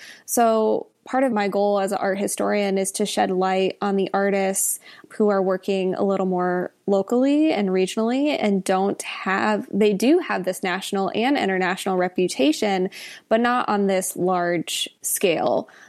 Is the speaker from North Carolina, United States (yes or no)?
no; Indiana, United States; moved away as an adult; now in Columbia, United States; Yeah, so I'm not from Columbia. I'm from Indiana originally, and I've been here for 3 years.